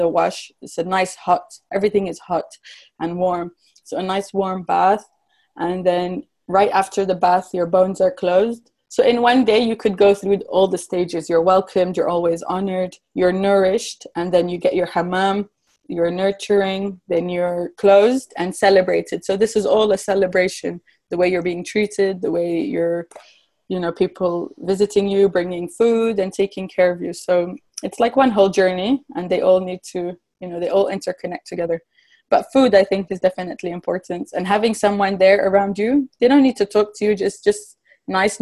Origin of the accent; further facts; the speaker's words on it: Morocco; also born or lived in England; growing up in Morocco